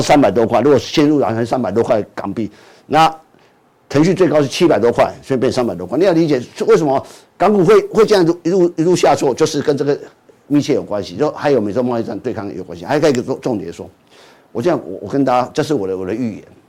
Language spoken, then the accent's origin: Chinese; Taiwan; 我住的天母附近也是公司